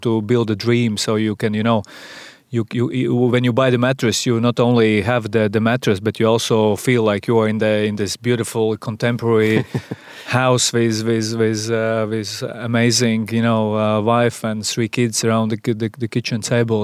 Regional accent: Sigulda, Vidzeme, Latvia; I'm a, a guy from Sigulda

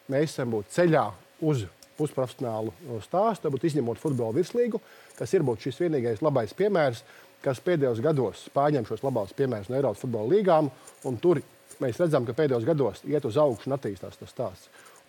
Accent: Ogre, Ogre Municipality, Latvia; Pats esmu no Ogres.

